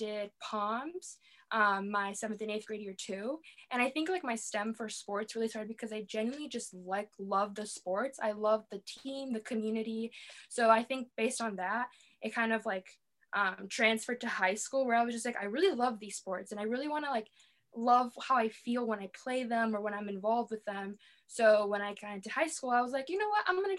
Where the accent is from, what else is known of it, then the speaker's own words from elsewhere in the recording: Wheeling, United States; I am from Wheeling. I have been in the same house. I've been in the same place my entire life